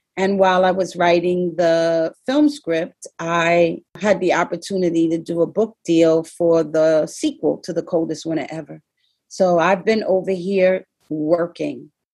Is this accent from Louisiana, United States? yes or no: no; New York City, New York, United States; I'm from the Bronx. I'm not from Brooklyn